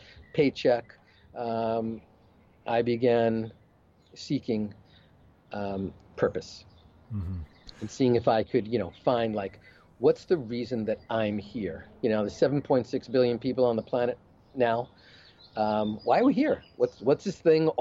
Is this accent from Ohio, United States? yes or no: no; New York, United States; I grew up in New York